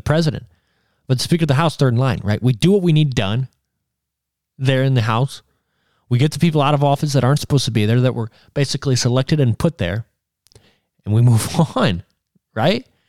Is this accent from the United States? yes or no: yes; United States; being American citizens, being born here.